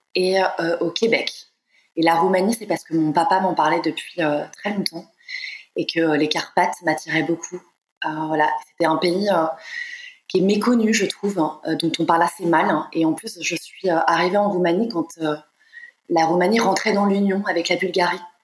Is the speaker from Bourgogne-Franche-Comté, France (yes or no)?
no; Nantes, Pays de la Loire, France; moved away; Je suis née à Nantes, euh, j'ai grandi à Nantes